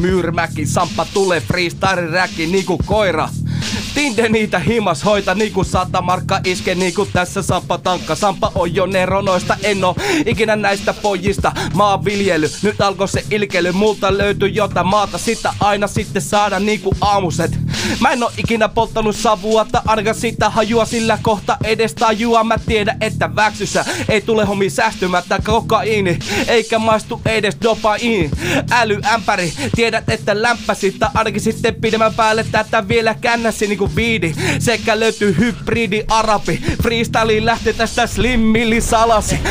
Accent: Savonlinna, South Savo, Finland; Mä tuun Savonlinnasta

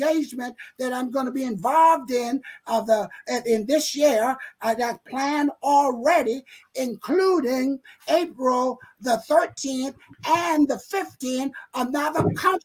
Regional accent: South Carolina, United States; accent: Southern; Gullah; moved away as an adult; now in Rochester, United States; being a country boy

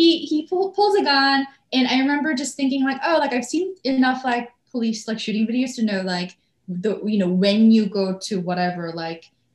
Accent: Canada; moved away; because I am here on a work visa, I'm a Canadian

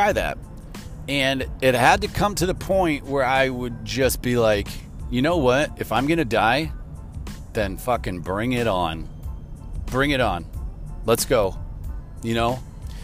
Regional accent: Chicago, Illinois, United States; I'm from Chicago and that's how we drive

